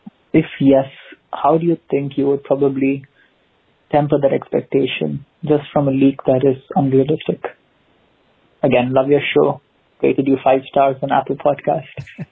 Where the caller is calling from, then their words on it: Dubai, United Arab Emirates; Hi, guys. … I'm speaking from Dubai. So sending love from here.